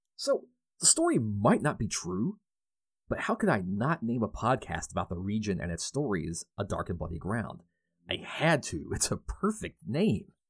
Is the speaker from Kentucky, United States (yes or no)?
yes; Louisville, Kentucky, United States; residing in my hometown of Louisville